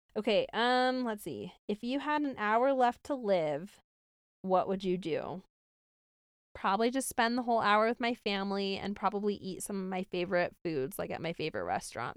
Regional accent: Syracuse, New York, United States; now in Utah, United States; I grew up in Syracuse, New York, somewhere upstate

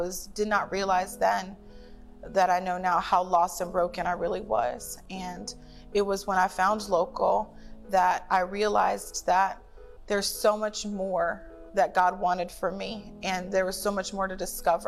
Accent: Tampa Bay area, Florida, United States; I'm from the Tampa Bay area

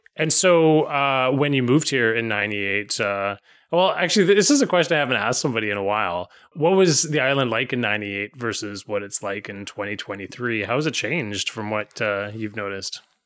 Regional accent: Vancouver, British Columbia, Canada; growing up in Vancouver

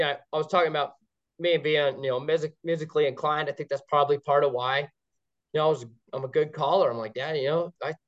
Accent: La Center, Washington, United States; also born or lived in Portland, Oregon; I was born in Portland, Oregon, moved to La Center, Washington. So I live right on that Columbia River corridor

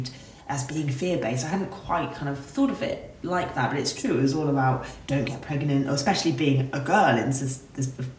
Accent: United Kingdom; our culture and being British

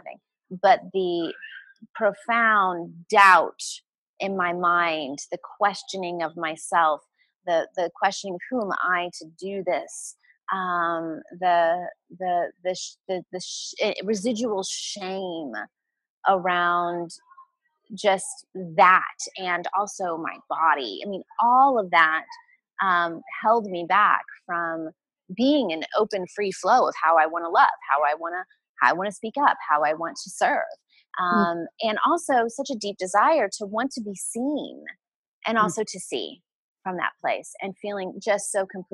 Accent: United States; as an American woman

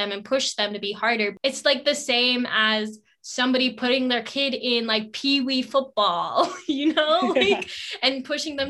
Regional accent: United States; as an Indian American

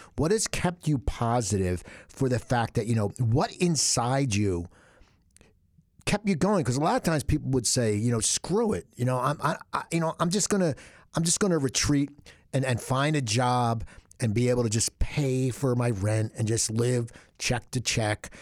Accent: Cherry Hill, New Jersey, United States; moved away; also born or lived in West Coast, United States; I'm from Cherry Hill, but I was on the West Coast and I was away for twenty-five or twenty-six years.

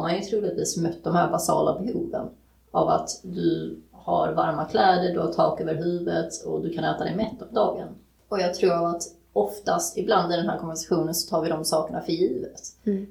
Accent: Sweden; född och uppväxt i Sverige

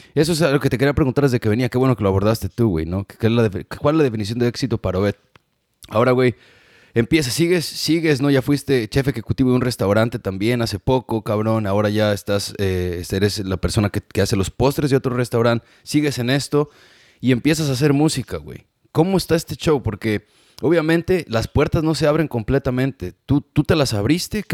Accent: Mexico; moved away as an adult; now in United States; la gente de mi pueblo, mi querido Meca

